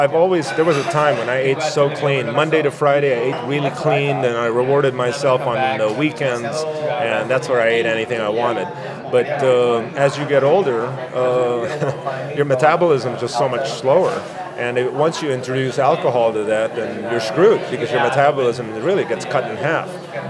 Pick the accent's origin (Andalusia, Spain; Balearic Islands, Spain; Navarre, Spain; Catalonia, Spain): Andalusia, Spain; Malaga; Well, it's funny because I grew up in Malaga, Spain. My dad's a Spaniard, my mom's Filipina